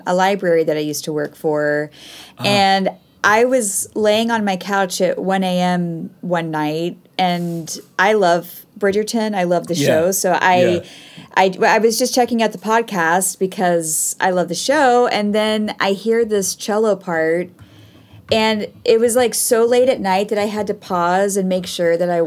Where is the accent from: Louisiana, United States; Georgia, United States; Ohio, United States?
Georgia, United States; Atlanta; moved away as an adult; now in Nashville, United States; I'm originally from Atlanta, Georgia, and I was born and raised there.